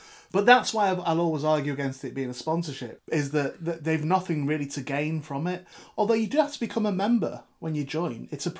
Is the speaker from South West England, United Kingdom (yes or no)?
yes; South West England, United Kingdom; But as I'm originally from the Devon / Cornwall border, I'm a bit scared to ask what order the jam and cream went on in.